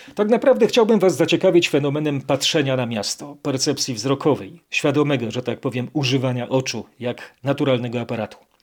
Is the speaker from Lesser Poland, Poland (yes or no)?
yes; Kraków, Lesser Poland, Poland; born or raised there